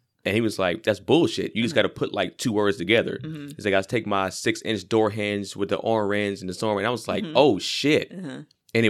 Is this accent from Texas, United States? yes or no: no; Los Angeles, California, United States; And I'm not from Compton either, even though I'm from LA. Mm-hmm. I'm from mostly like the Valley.